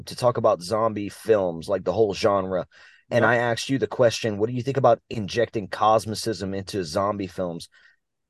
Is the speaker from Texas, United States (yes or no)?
no; Louisiana, United States; We're from Louisiana, dude. We only know two languages